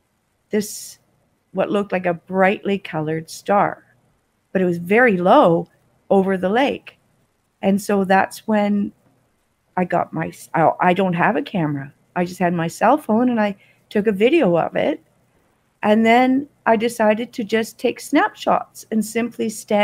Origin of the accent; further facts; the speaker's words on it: Toronto, Ontario, Canada; also born or lived in Australia; now in Kingston, Canada; I'm originally from Toronto